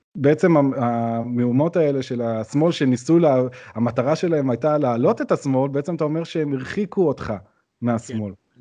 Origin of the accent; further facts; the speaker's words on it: Jerusalem, Jerusalem District, Israel; גדלתי באזור רחביה, אז זה לא גם אזור אה, בירושלים